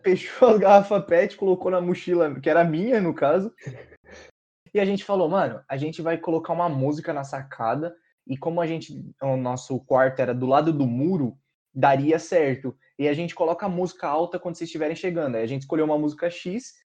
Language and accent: Portuguese; Brazil; eu nunca saí do Brasil